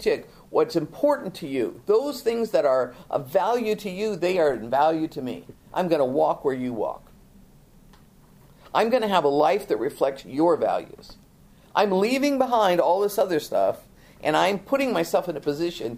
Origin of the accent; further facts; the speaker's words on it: United States; we're Americans, but we're such a melting pot